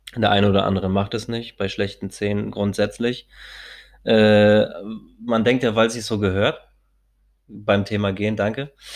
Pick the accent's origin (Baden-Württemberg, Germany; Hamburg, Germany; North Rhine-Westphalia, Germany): Hamburg, Germany; Als Hamburger sowieso keinen Schirm trage, weil ich mir denke, ich bin Hamburger jung